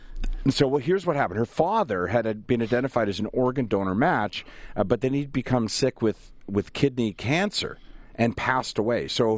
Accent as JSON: {"language": "English", "country": "Canada", "said": "we're Canadian"}